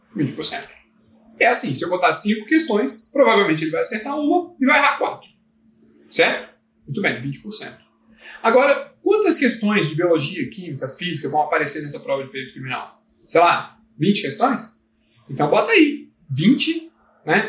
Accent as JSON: {"language": "Portuguese", "town": "Brasília", "region": "Federal District", "country": "Brazil", "tie": "born or raised there", "said": "eu quero ficar aqui no DF, que é a cidade onde eu nasci, Brasília"}